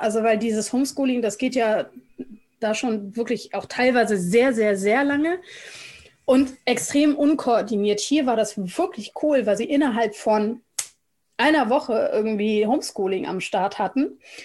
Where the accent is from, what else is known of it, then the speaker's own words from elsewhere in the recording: Germany; ich komme aus Deutschland. Ich bin Deutsche.